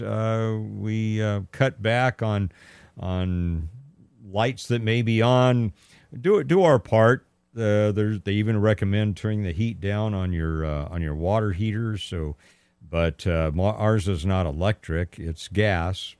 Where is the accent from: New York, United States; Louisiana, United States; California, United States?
California, United States; I was born and raised here in California